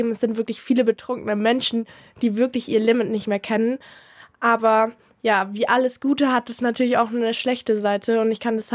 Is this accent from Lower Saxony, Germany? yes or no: no; Munich, Bavaria, Germany; Ich bin in der Nähe von der Wiesen aufgewachsen